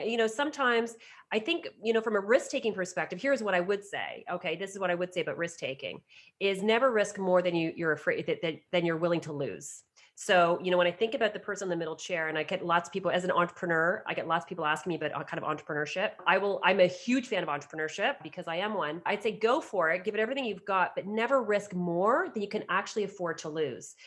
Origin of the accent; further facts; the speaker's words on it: outside of Toronto, Ontario, Canada; I was asked by a local doctor in my hometown outside of Toronto to start up a counseling practice within his medical center